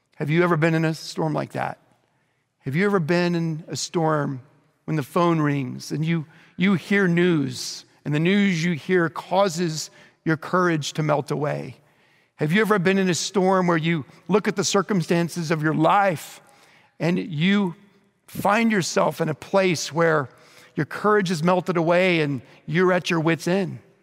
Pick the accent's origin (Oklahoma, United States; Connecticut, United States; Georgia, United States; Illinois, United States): Oklahoma, United States; Bethany; growing up in Bethany, Oklahoma, just outside of Oklahoma City